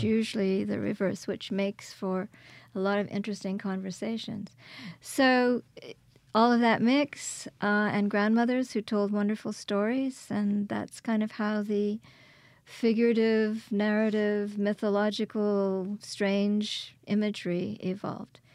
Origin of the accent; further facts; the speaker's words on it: Quebec, Canada; moved away as an adult; also born or lived in Kingston, Ontario; now in Hattiesburg, United States; I was born in Kingston, Ontario, and raised in Quebec.